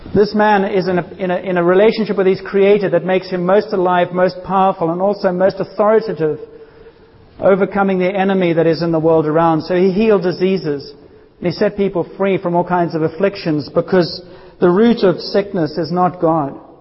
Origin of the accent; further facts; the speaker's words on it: South Africa; I grew up in South Africa